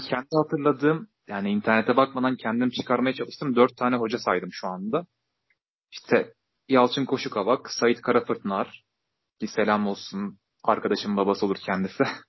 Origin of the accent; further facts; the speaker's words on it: Hatay, Turkey; Hataylıyım ben